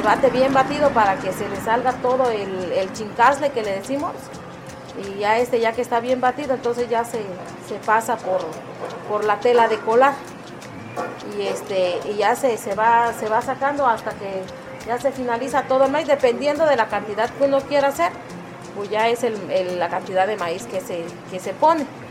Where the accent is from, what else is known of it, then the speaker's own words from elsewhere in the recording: Villa Sola de Vega, Oaxaca, Mexico; de Villa Sola de Vega, perteneciente a la Sierra Sur.